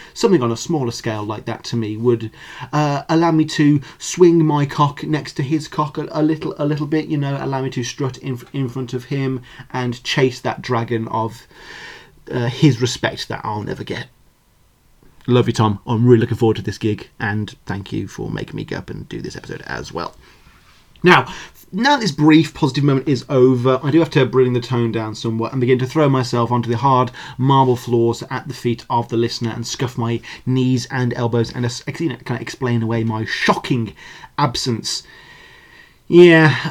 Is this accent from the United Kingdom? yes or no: yes; England, United Kingdom; moved away; my home country of England